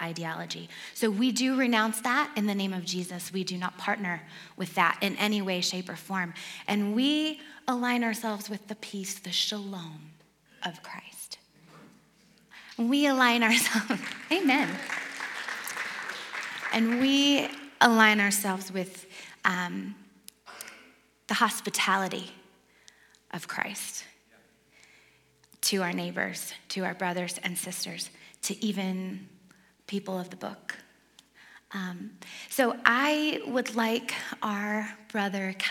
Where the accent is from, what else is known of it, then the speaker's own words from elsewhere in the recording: Detroit, Michigan, United States; moved away; I grew up in Detroit, outside of Detroit